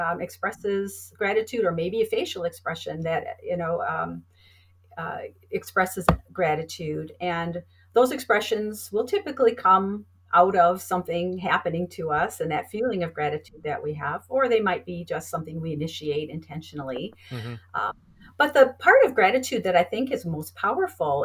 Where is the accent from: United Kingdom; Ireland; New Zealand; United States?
United States; Wisconsin; I'm from Wisconsin originally